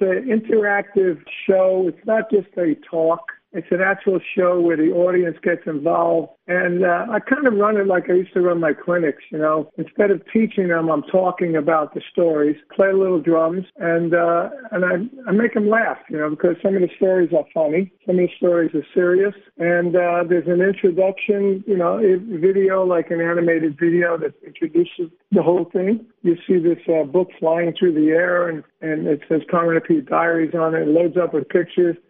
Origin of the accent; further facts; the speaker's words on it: New York City, New York, United States; I'm from Brooklyn